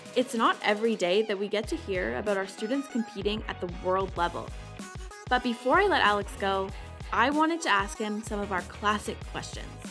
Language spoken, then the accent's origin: English; Shelburne, Ontario, Canada; I'm from Shelburne. I, it's about 20 minutes from Orangeville